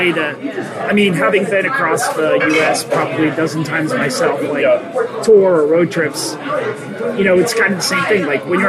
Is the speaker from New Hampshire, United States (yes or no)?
yes; New Hampshire, United States; also born or lived in Boston; we're from fucking New Hampshire.